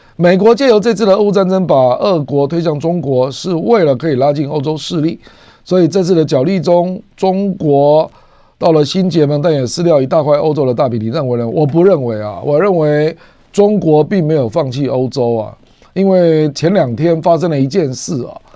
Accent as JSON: {"language": "Chinese", "country": "Taiwan", "said": "我们台湾"}